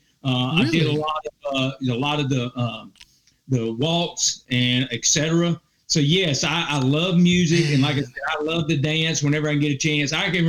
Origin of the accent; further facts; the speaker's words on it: Clinton, South Carolina, United States; So I went to Clinton High School, which is in Lawrence County. It's got a small college by the name of Presbyterian College in that little town.